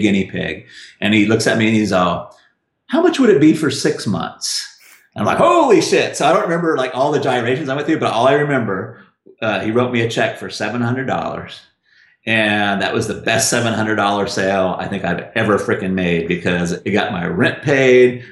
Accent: Russellville, Arkansas, United States; I'm from Russellville, Arkansas

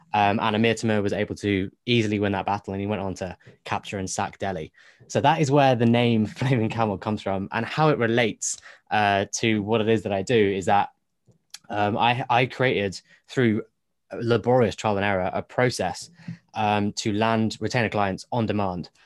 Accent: United Kingdom; me being British

